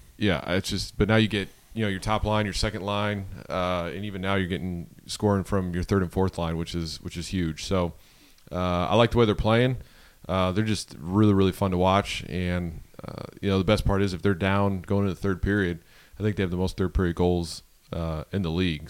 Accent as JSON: {"language": "English", "town": "Buffalo", "region": "New York", "country": "United States", "tie": "born or raised there", "said": "growing up in Buffalo"}